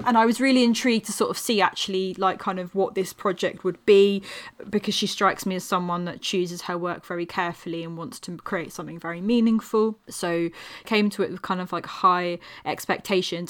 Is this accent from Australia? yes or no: no; England, United Kingdom; being an English person